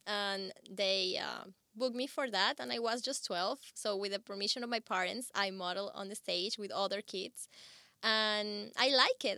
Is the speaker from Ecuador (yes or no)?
yes; Ecuador; moved away; I come from Ecuador